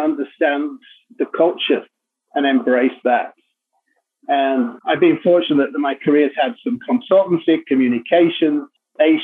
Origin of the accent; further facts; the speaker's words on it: Leeds, Yorkshire and the Humber, United Kingdom; moved away; also born or lived in Japan; I was born in Leeds, which is in Yorkshire